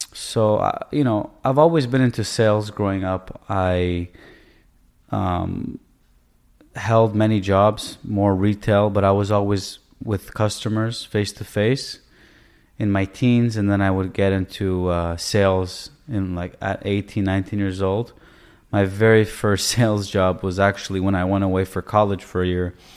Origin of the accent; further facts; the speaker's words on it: Toronto, Ontario, Canada; moved away as an adult; also born or lived in Israel; now in United States; I was born in Israel. Um, I moved to Canada early on, I would say, you know, around six years old. And I grew up in Toronto